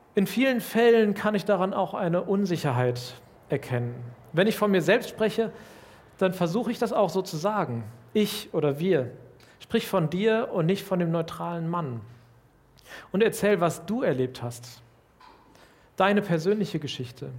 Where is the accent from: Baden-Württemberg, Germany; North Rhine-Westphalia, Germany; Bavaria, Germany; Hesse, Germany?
North Rhine-Westphalia, Germany; Lüdenscheid; Ich komme aus Lüdenscheid, einer mittelkleinen Stadt in Nordrhein-Westfalen